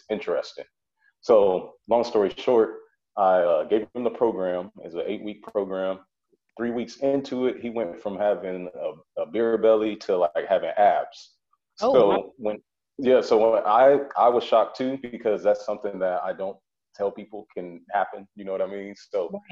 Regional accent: Springfield, Illinois, United States; moved away as an adult; also born or lived in Colorado / Texas / Missouri; now in Maryland, United States; I left my hometown, which is Springfield, Illinois. I left there in 2007 for school.

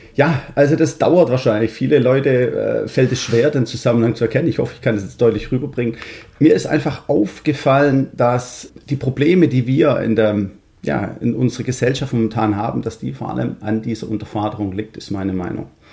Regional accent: Stuttgart, Baden-Württemberg, Germany; accent: Swabian; moved away as an adult; now in Netherlands; ich bin 47 Jahre gebürtiger Schwabe aus Stuttgart, was man wahrscheinlich unschwer hören kann

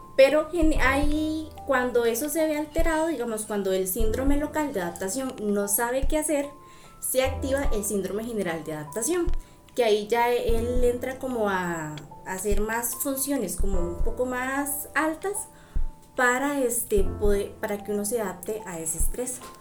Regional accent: Tierra Blanca, Cartago, Costa Rica; soy de Tierra Blanca

